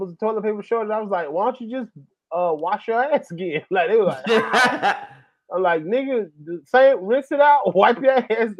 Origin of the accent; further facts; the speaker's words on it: Atlanta, Georgia, United States; I'm from Atlanta